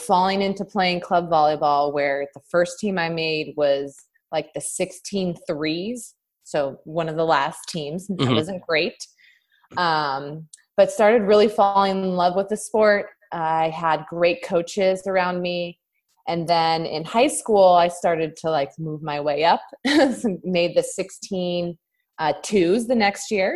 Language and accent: English; Southern California, United States; I grew up in Southern California